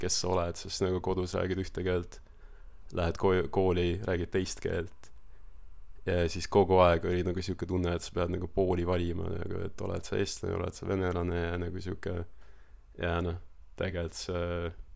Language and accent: Estonian; Estonia; moved away as an adult; also born or lived in Australia; now in New Zealand; ma kasvasin Eestis nagu üles ja ma ütlen, ma olen Eestist pärit